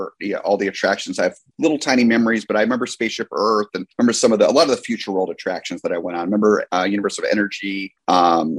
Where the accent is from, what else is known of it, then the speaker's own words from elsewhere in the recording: New Jersey, United States; I'm from New Jersey, grew up in New Jersey.